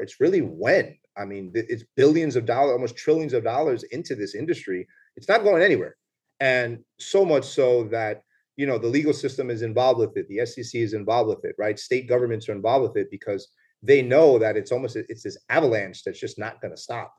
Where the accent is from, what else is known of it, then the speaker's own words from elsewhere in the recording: New York, United States; moved away as an adult; also born or lived in Puerto Rico (ancestry); now in Punta Cana, Dominican Republic; I'm born in New York, so I'm born and raised in the Bronx